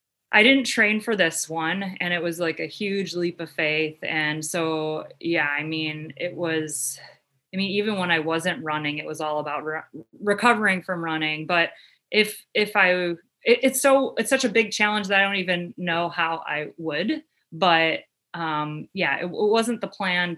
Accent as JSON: {"language": "English", "town": "Cleveland", "region": "Ohio", "country": "United States", "tie": "born or raised there", "said": "born and raised in the Cleveland area"}